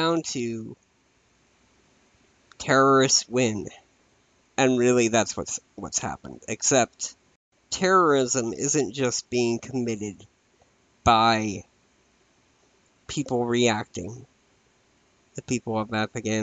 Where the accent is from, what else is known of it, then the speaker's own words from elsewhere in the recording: United States; I am an American